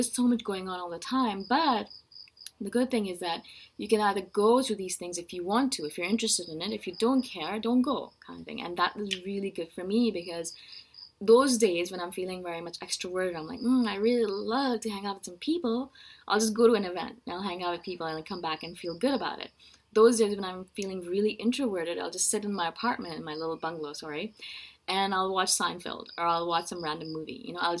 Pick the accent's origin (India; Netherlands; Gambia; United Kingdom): India; also born or lived in Middle East / Canada / United States; now in Thailand; I live in Thailand right now. I'm originally from India, as you can tell by my face. I'm from India originally, but my parents moved around a lot.